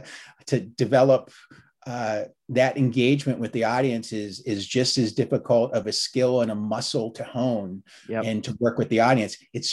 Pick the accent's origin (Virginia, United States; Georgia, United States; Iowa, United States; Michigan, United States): Virginia, United States; I was a volunteer firefighter back where I grew up in Northern Virginia.